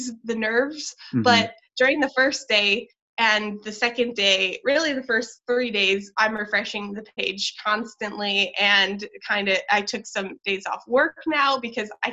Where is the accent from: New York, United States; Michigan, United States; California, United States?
Michigan, United States; now in Los Angeles, United States; I'm from Michigan